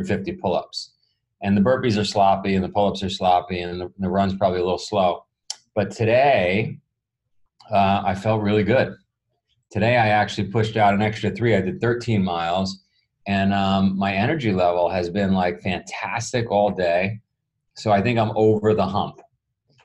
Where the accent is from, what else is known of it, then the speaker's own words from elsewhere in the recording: New York City, New York, United States; I grew up in Queens, New York